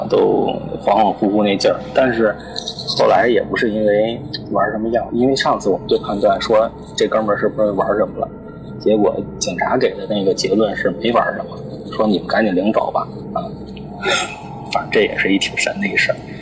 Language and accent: Chinese; Beijing, China; also born or lived in family hometown (unnamed); 在北京打架，然后被我妈发配到我们老家